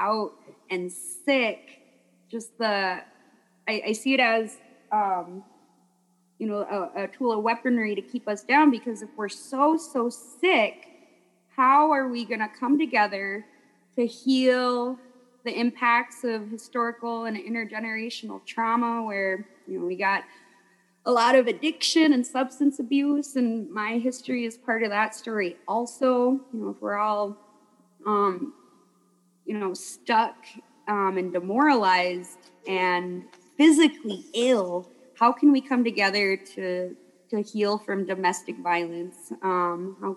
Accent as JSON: {"language": "English", "area": "Lake Vermilion Reservation, near Tower", "region": "Minnesota", "country": "United States", "said": "I'm from the Lake of the Sunset Glow, Lake Vermilion, and the Lake Vermilion Reservation is across the bay from a town called Tower, Minnesota"}